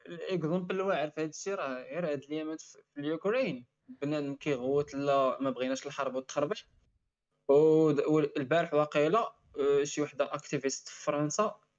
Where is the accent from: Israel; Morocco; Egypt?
Morocco; انا وياكم مغاربه مسلمين